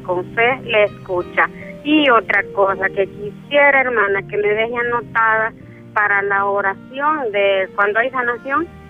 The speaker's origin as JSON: {"language": "Spanish", "region": "Morazán", "country": "El Salvador", "said": "Yo soy de aquí, de Morazán"}